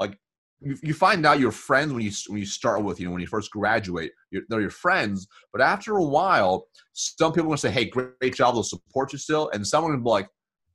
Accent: United States; So growing up, we were really poor, and I was born in America.

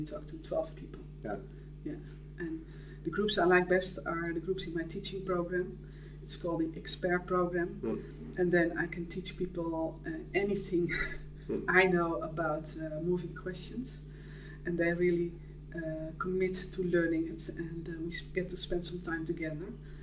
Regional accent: Netherlands; I'm Dutch

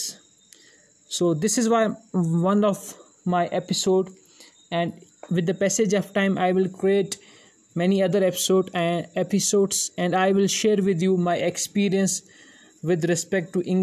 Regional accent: India; English is a second language; from India

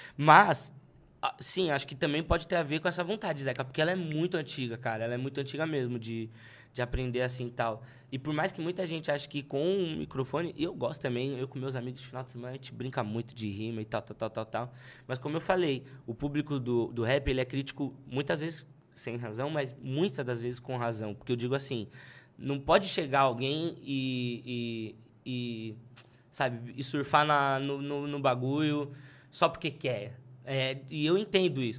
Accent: São Paulo, Brazil; eu sou de Pirituba.

